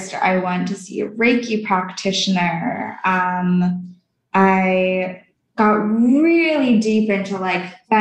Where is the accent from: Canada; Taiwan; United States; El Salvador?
Canada; I'm from Canada